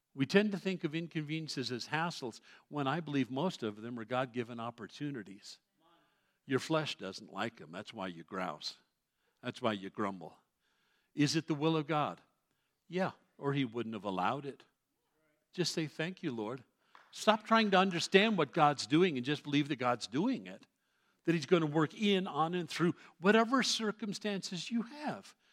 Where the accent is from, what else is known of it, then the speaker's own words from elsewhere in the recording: New York City, New York, United States; I grew up in New York City as a Roman Catholic kid